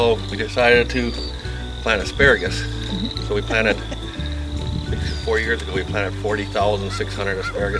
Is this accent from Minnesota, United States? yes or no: yes; Osakis, Minnesota, United States; moved away as an adult; also born or lived in Indiana; now in Twin Cities, United States; So, my wife and I grew up in Osakis. I'm a 1981 graduate.